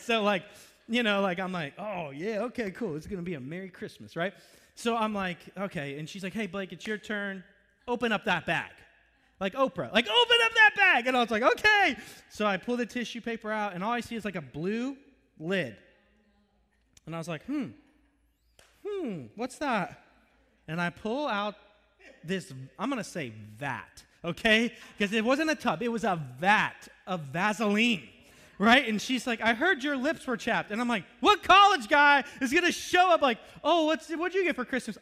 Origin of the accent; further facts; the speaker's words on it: Florida, United States; moved away as an adult; also born or lived in Virginia; I'm from Florida